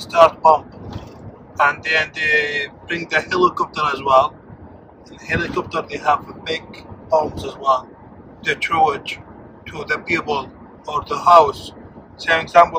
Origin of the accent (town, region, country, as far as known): Syria; born or raised there; first language Arabic; English is a second language; moved away as an adult; also born or lived in Jordan; now in Dundee, United Kingdom